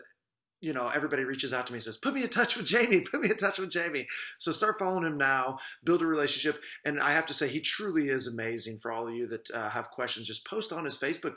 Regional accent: Marion, Illinois, United States; moved away as an adult; also born or lived in Oxford, Mississippi; I was born and raised in Marion, Illinois.

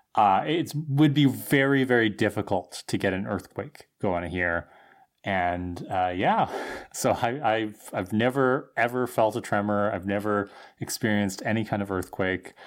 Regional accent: Thunder Bay, Ontario, Canada; growing up in Thunder Bay

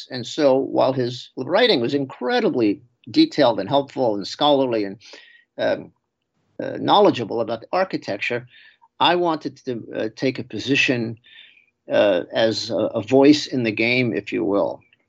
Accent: New York City, New York, United States; moved away as an adult; also born or lived in Binghamton, New York; now in Connecticut, United States; I grew up in New York City, right at the point where the city gives way to Long Island, down in the corner of Queens, Nassau County.

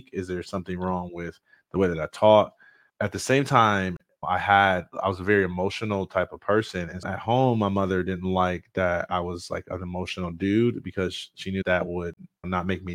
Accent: Jackson, Michigan, United States; I'm from Jackson, Michigan, and I was in accelerated learning classes growing up

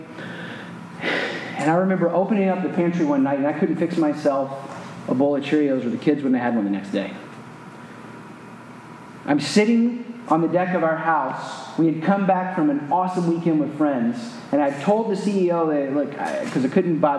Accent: the South, United States; moved away as an adult; I grew up in the South

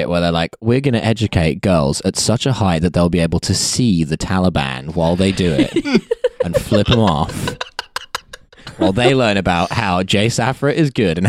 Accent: Harlow, East of England, United Kingdom; born or raised there

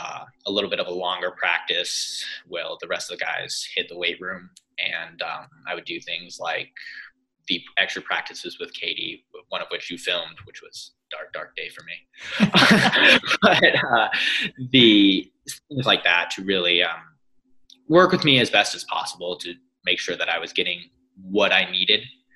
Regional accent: Gainesville, Florida, United States; moved away as an adult; also born or lived in California; coming from a little bit of the deep South in Gainesville, Florida, there was definitely a little bit of a cultural adjustment going to California

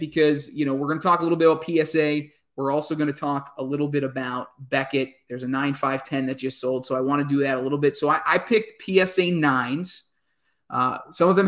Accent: Wisconsin, United States; growing up in Wisconsin in the 90s

